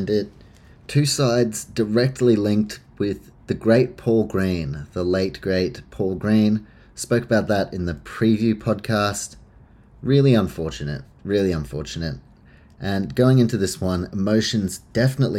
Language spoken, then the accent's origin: English; New Zealand; as a Kiwi